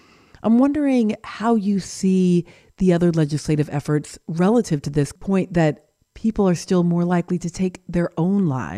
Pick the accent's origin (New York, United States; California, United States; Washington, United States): Washington, United States; Seattle; born there; I was born in Seattle while my parents were grad students at UW